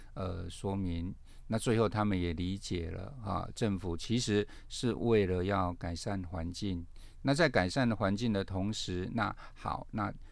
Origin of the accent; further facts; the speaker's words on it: Kaohsiung, Taiwan; moved away; 其实我老家在高雄啦哦。，比较靠近屏东啊